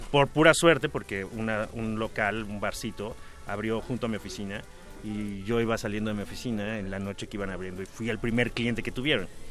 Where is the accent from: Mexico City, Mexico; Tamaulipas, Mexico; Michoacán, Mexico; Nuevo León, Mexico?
Mexico City, Mexico; yo vivía en la Roma cuando era niño y muy cerca, en la Roma